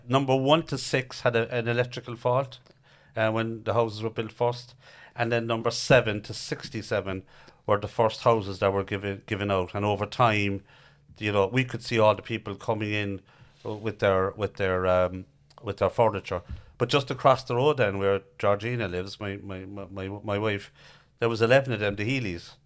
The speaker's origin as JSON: {"language": "English", "town": "Cork", "region": "Munster", "country": "Ireland", "said": "I'm from Knackenheaney, Harryhill"}